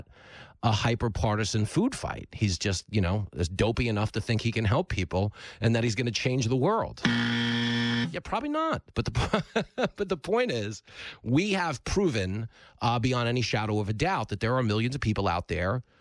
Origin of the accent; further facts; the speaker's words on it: Levittown, New York, United States; all the ride or die people I grew up with in Levittown drinking on the bleachers and throwing up behind the deli